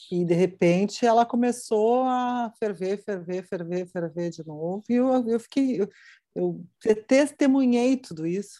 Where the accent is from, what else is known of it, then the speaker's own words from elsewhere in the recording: Rio Grande do Sul, Brazil; accent: gaúcho; moved away as an adult; also born or lived in Curitiba; eu tinha já saído do Rio Grande do Sul e ido morar em, em, em Curitiba. E cheguei em Curitiba, o que eu queria fazer era televisão. E televisão ah, na época, uh, eles achavam que o meu sotaque gaúcho era uhum. muito pesado, muito forte